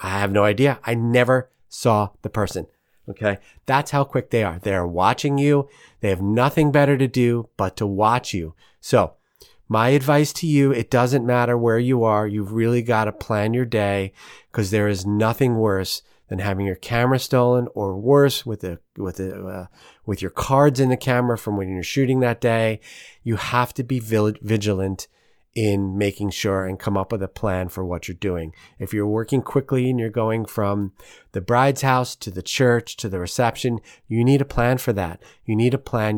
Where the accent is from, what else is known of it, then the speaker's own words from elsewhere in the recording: New York, United States; now in St. Louis, United States; being a New Yorker